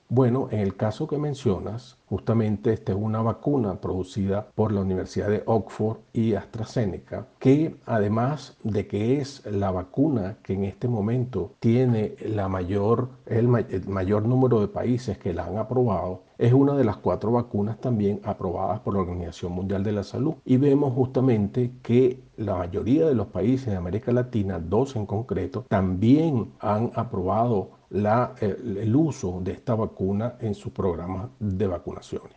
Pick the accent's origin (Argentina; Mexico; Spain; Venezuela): Venezuela